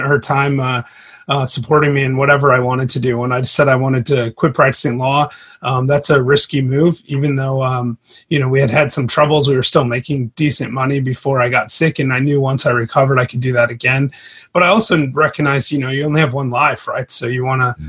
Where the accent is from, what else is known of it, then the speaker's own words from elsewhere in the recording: Grand Rapids, Michigan, United States; moved away as an adult; now in Chattanooga, United States; I'm actually from Michigan, Grand Rapids, Michigan. Mm-hmm. But I live in Chattanooga now. I've been here for about 9 years now